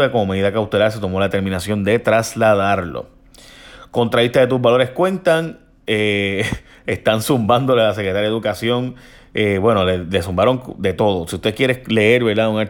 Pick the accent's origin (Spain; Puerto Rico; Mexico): Puerto Rico; Mayagüez; pero es que no tengo que ver con eso porque son las de San Juan, yo soy de Mayagüez y la de Ponce no tiene que ver con eso.